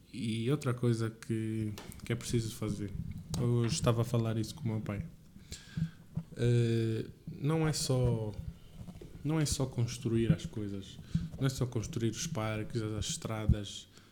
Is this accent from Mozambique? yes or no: no; Lubango, Huíla, Angola; moved away as an adult; also born or lived in Windhoek, Namibia; now in Portugal; sou aqui de Angola, sou do Lubango, sou orgulhoso de ser do Lubango